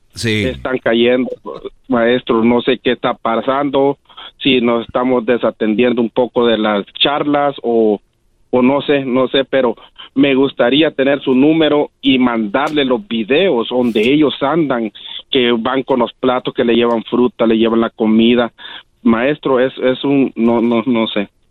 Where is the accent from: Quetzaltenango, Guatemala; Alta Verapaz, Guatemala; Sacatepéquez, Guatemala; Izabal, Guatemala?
Izabal, Guatemala; Quiriguá; Yo soy de Quiriguá, las ruinas de Quiriguá y Zabal ah, Guatemala